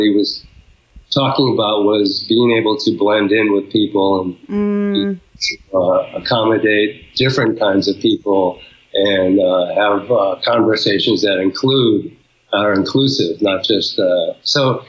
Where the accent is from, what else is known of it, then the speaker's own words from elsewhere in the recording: Rhode Island, United States; I grew up in Rhode Island, American-born Chinese